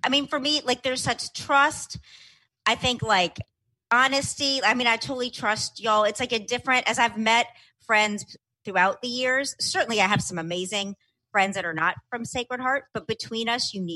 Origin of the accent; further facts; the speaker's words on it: New Orleans, Louisiana, United States; I grew up in New Orleans, Louisiana, where I still live part-time